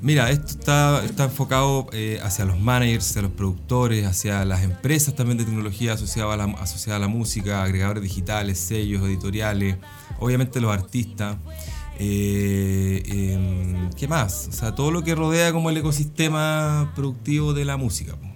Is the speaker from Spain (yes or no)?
no; Chile